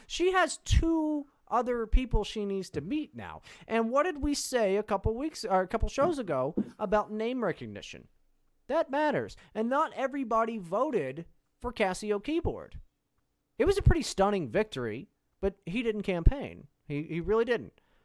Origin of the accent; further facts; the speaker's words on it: United States; I'm an American.